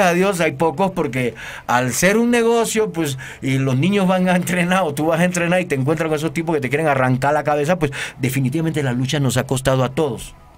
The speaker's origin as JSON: {"language": "Spanish", "country": "Panama", "moved": "yes", "lives_now": "Mexico", "said": "soy de Panamá"}